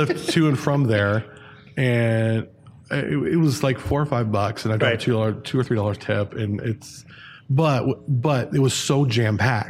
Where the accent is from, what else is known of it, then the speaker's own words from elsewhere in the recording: Ventura County, California, United States; I grew up in Ventura County, so Six Flags was kind of the go-to.